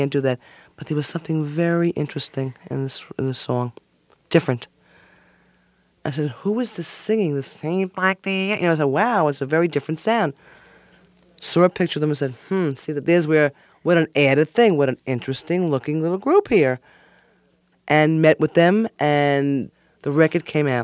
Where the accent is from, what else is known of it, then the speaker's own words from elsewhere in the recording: Levittown, New York, United States; I grew up in Levittown, Long Island, on the corner of Starlight and Springtime Lane